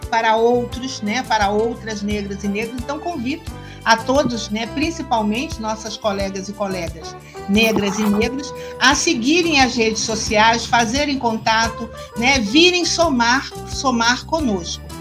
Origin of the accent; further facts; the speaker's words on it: Rio de Janeiro, Brazil; Olha, como boa carioca que sou, eu amo samba